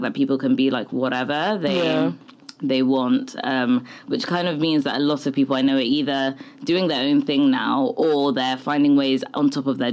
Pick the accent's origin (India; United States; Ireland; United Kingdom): United Kingdom; England; So I grew up in England